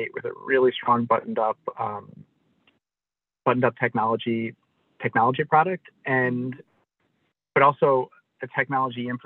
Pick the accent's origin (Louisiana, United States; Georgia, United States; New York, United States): New York, United States; New York City; moved away; I'm from New York City originally